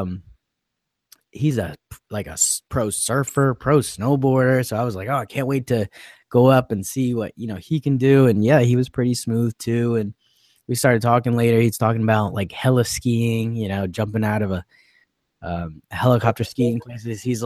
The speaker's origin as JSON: {"language": "English", "region": "New Jersey", "country": "United States", "said": "we're from Jersey"}